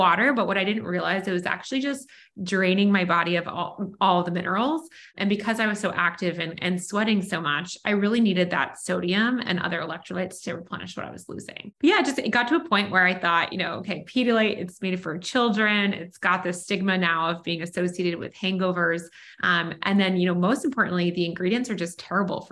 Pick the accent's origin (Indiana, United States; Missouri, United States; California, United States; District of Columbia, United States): District of Columbia, United States; Washington; also born or lived in Pennsylvania; I grew up in Washington, D.C. and went to the University of Pennsylvania for college